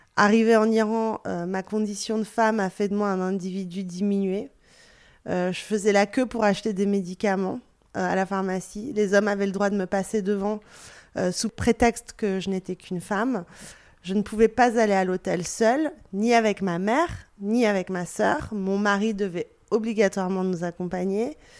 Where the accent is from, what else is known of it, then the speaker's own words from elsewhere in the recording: France; first language Persian; French is a second language; also born or lived in Belgium; je suis née en Belgique, même si j'ai grandi en France.